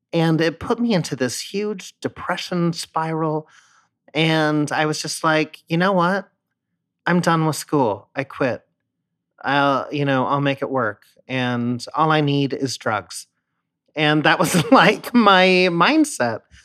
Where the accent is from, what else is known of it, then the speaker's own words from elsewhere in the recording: San Diego, California, United States; moved away as an adult; also born or lived in Philadelphia; I grew up in San Diego, and the minute I turned eighteen, I moved to Philadelphia for school